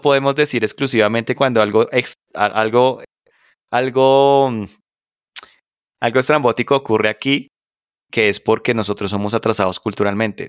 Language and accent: Spanish; Colombia; yo soy el latino que acaba de llegar con una maleta de Colombia